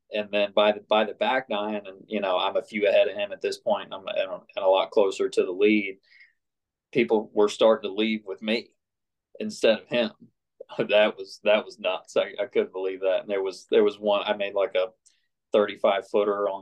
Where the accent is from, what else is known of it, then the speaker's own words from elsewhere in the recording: Tampa, Florida, United States; now in Columbus, United States; I grew up in Innisbrook down in Tampa